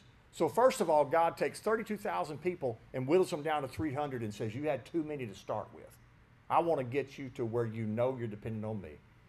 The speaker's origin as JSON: {"language": "English", "region": "West Tennessee", "country": "United States", "tie": "born or raised there", "said": "I grew up in West Tennessee"}